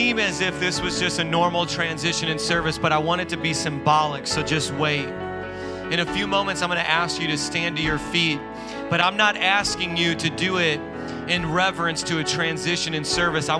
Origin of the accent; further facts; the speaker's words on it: Indiana, United States; moved away as an adult; now in New York, United States; We're from Indiana